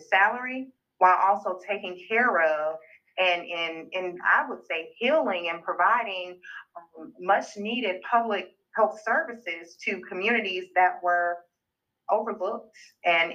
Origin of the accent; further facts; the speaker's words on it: Uniontown, Alabama, United States; also born or lived in Tuscaloosa, Alabama / Selma, Alabama; growing up in these areas, grew up in Perry County and in Selma